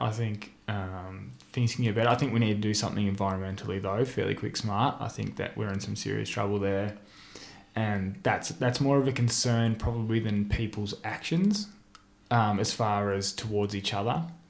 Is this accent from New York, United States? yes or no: no; Miami, Florida, United States; Like, I remember when I grew up in Miami, a couple of blocks from here, eating dinner and seeing the Gulf War on the news.